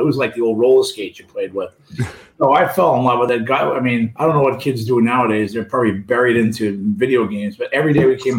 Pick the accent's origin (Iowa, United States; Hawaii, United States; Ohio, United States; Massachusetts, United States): Massachusetts, United States; Boston; moved away as an adult; now in St. Louis, United States; I grew up in East Boston, obviously.